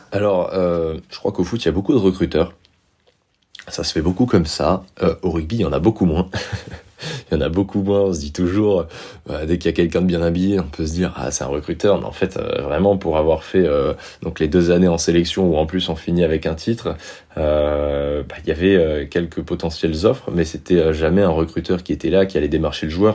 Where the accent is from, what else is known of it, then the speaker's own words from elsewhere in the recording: Montpellier, Occitania, France; also born or lived in Amiens, Somme, Picardy / Cahors; Je suis arrivé, donc j'ai grandi sur Montpellier